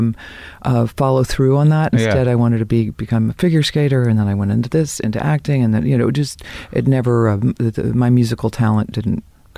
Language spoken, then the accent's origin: English; Dayton, Ohio, United States; born or raised there; also born or lived in Boston, Massachusetts / Cincinnati, Ohio